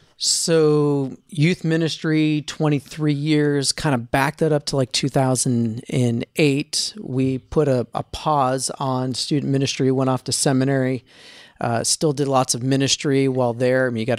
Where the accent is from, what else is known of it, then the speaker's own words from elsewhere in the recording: East Coast, United States; moved away as an adult; also born or lived in Easton, Maryland / north of Boston; That's a town in Maryland called Easton. Yeah. Okay. So we're from the East Coast.